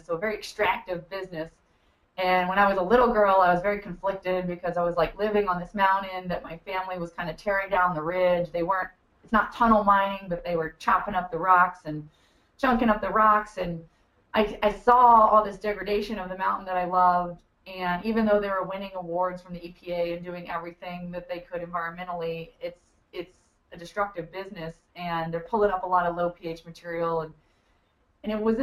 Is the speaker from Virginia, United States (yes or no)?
yes; Buckingham County, Virginia, United States; I grew up in Buckingham County, Virginia, just one county over from where we are